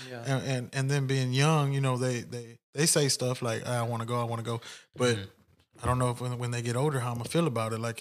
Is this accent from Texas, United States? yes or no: yes; Houston, Texas, United States; we're from Houston. We love everything H-Town